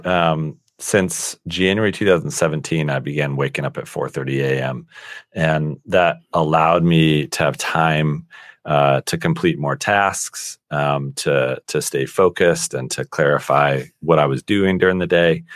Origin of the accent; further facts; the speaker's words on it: Colorado Springs, Colorado, United States; I was born and raised in Colorado, um, in a small town called Colorado Springs, Colorado